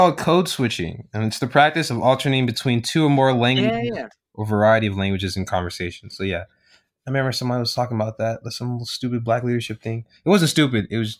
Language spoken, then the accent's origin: English; Texas, United States; usually if I go somewhere, I'd be like, I'm from Texas.